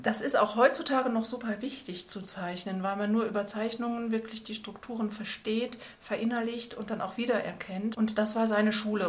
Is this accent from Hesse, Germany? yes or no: no; Schwelm, North Rhine-Westphalia, Germany; moved away as an adult; also born or lived in Cologne / Auvergne / Tübingen; Ich komme aus Schwelm, das liegt bei Wuppertal